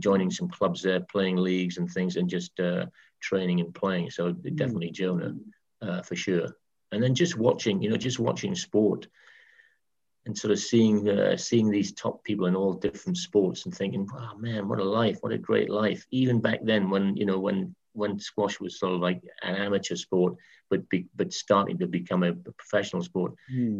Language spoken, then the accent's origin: English; Berwick-upon-Tweed, North East England, United Kingdom; I was brought up in Berwick upon Tweed.